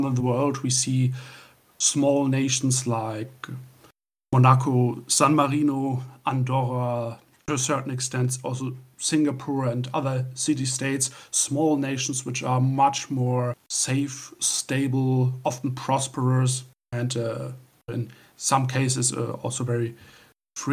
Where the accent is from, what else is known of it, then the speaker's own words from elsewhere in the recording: Northern Germany, Germany; from Northern Germany.